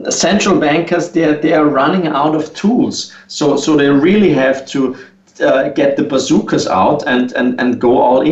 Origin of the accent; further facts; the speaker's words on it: Austria; I'm not only from Austria